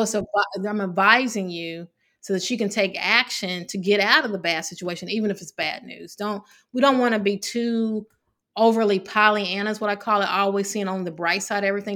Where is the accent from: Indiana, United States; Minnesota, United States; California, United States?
Indiana, United States; Evansville; moved away; I grew up in Evansville, Indiana